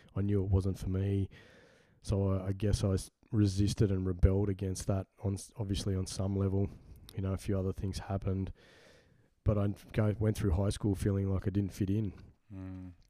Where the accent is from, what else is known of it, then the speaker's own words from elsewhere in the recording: Sydney, New South Wales, Australia; also born or lived in Carlingford, Sydney; The first pl- place I was born at was um, Hornsby in Sydney